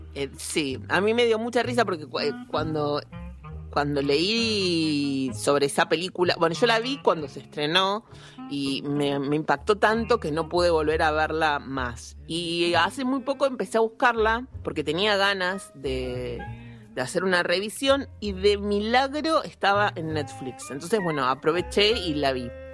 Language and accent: Spanish; Argentina; somos argentinos